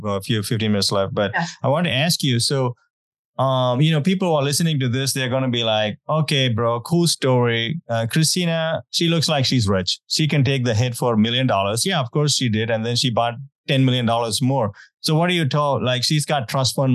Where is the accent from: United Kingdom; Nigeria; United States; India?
India; moved away; growing up, I'm from India